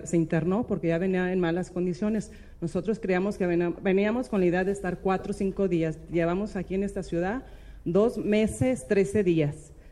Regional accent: San Juan de los Lagos, Jalisco, Mexico; de la Virgen de San Juan, de donde somos

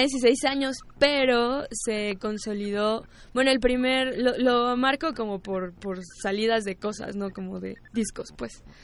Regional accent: Mexico; sí somos mexicanos, o sea, así nacimos aquí

